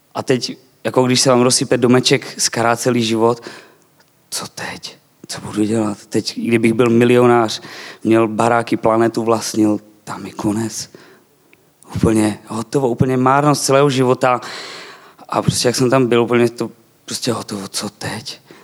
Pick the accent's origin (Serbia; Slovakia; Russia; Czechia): Slovakia; eastern Slovakia; Czech is a second language; now in Czech Republic; Narodil jsem se na Slovensku, ale budem česky s váma